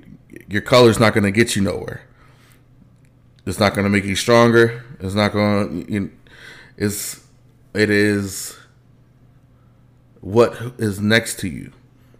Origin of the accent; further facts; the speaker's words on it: Los Angeles, California, United States; born there; y'all know you guys know that I'm from Los Angeles, California. Born, not raised.